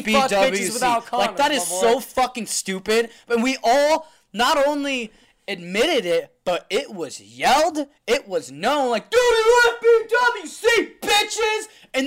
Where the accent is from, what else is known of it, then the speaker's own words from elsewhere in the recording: Yerington, Nevada, United States; moved away; because my hometown's so small